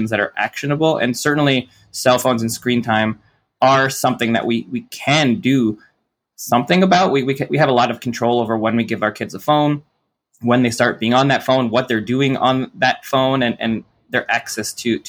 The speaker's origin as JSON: {"language": "English", "town": "Toronto", "region": "Ontario", "country": "Canada", "tie": "born or raised there", "said": "I grew up in Toronto"}